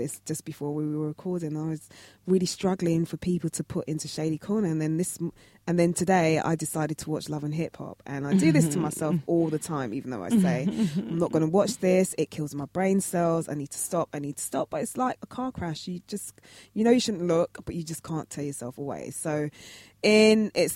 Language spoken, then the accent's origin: English; Jamaica; I'm Jamaican